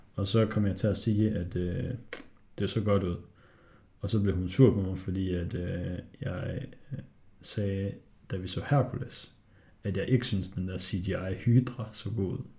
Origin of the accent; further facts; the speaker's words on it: Hobro, North Denmark Region, Denmark; Jeg er fra Hobro